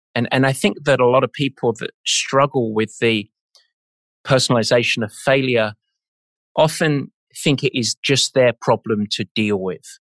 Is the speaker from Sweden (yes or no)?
no; England, United Kingdom; I'm English.